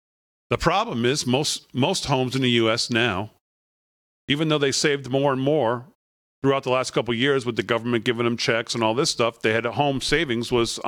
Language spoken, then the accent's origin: English; West Virginia, United States; inflation is the number one driving factor in people's minds, especially in my home state of West Virginia.